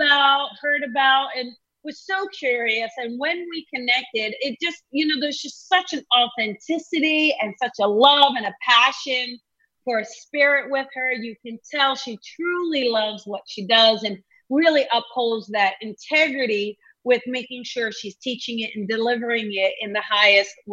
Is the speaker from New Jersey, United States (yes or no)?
yes; New Jersey, United States; moved away; we're actually both Jersey girls, right? Because I was born, I was in Jersey a lot longer than you